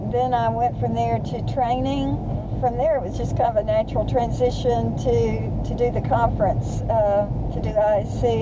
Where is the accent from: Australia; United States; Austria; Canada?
United States; Cisco, Texas; also born or lived in Longview, Texas; I was born in Longview, Texas, grew up in Cisco, Texas.